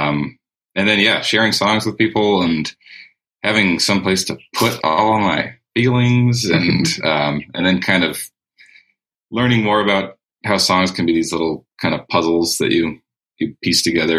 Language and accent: English; Whitefish, Montana, United States; now in Missoula, United States; I'm a songwriter from Whitefish, Montana.